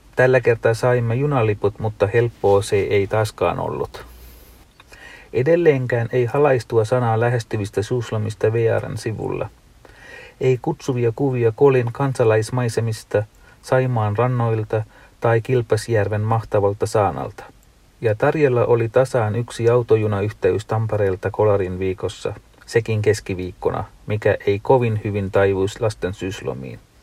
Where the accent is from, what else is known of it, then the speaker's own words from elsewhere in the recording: Sri Lanka; now in Finland; en ole kotimaassani ole käynyt 25 vuoteen